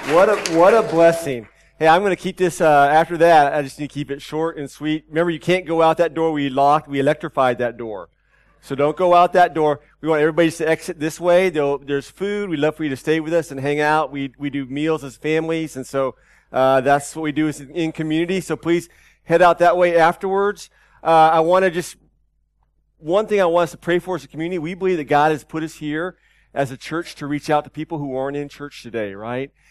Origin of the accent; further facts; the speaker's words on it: Austin, Texas, United States; moved away; my hometown in Austin, Texas